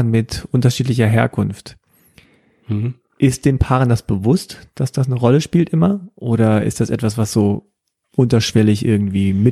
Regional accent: Egypt; Na, sage ich natürlich, ich bin Ägypter.

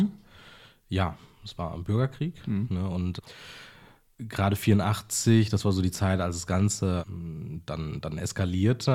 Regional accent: Berlin, Germany; also born or lived in Jaffna, Sri Lanka; Ich bin ja. halt mit sechs Monaten hier hingekommen und bin hier aufgewachsen

